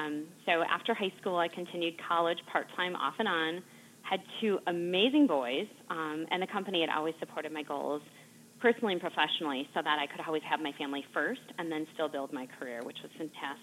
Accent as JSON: {"language": "English", "region": "Wisconsin", "country": "United States", "said": "We're from Wisconsin."}